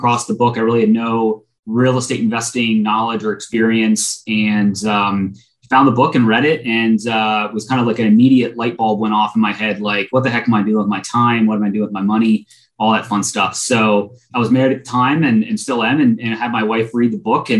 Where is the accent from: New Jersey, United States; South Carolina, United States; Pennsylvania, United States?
Pennsylvania, United States; central; moved away as an adult; also born or lived in Philadelphia, Pennsylvania; now in Austin, United States; I grew up in central PA, very, very small town in central PA, and then moved to Philly in beginning of 2009. Now I'm in Austin, Texas